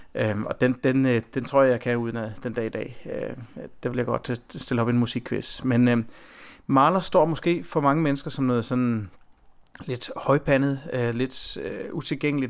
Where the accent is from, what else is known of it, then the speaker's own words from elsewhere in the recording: Herning, Central Denmark Region, Denmark; min egen baggrund er jo, at jeg er født i Midtjylland, og det er et område øh, omkring Herning